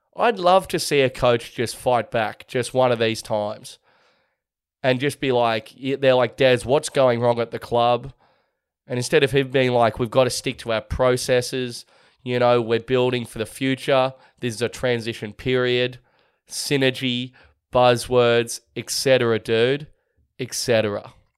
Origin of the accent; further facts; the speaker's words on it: Sydney, New South Wales, Australia; my hometown of Manly on the northern beaches of Sydney